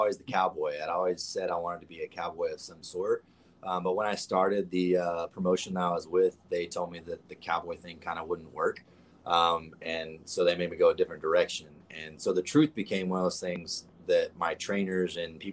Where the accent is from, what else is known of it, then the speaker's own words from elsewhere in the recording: the South, United States; I'm a country boy at heart. I was born and raised that way. I was born in the South